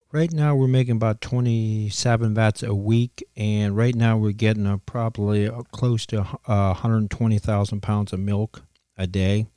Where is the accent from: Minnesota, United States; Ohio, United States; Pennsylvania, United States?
Ohio, United States; beside Bunker Hill Cheese; I grew up right beside the Cheese House here